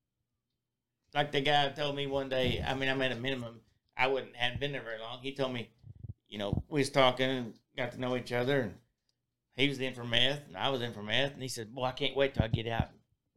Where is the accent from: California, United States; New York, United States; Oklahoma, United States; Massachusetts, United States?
Oklahoma, United States; McAlester; also born or lived in Independence, Missouri; my hometown